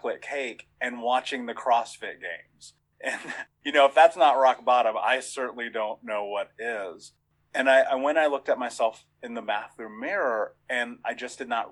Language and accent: English; Indiana, United States; I grew up in Indiana.